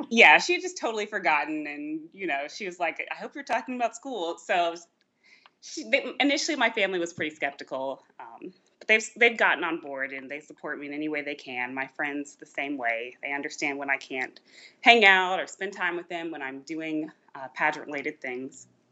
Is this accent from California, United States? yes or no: no; Georgia, United States; moved away as an adult; now in Virginia, United States; I grew up not in Virginia at all. I actually grew up in Georgia.